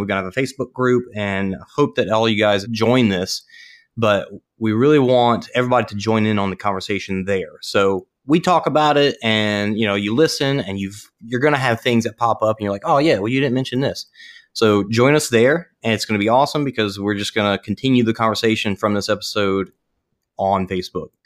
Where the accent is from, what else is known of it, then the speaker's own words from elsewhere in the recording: Ponchatoula, Louisiana, United States; now in Dallas, United States; I grew up in Punchatoula